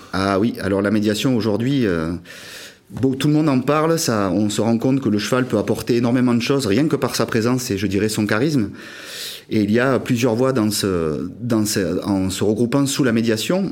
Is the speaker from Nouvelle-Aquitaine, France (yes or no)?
yes; Pau, Nouvelle-Aquitaine, France; à Pau, de là d'où je viens